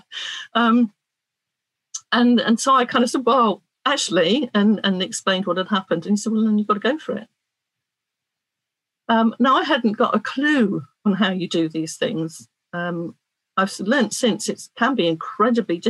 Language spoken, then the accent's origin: English; Cornwall, South West England, United Kingdom; I'm a Cornish woman